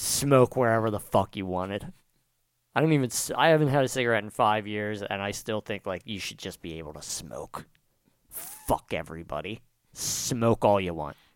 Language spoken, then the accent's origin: English; New Jersey, United States; I'm from South Jersey